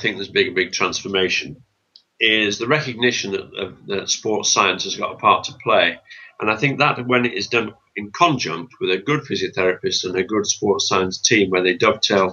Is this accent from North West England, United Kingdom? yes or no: yes; Bolton, North West England, United Kingdom; moved away; also born or lived in Norwich; I'm from Bolton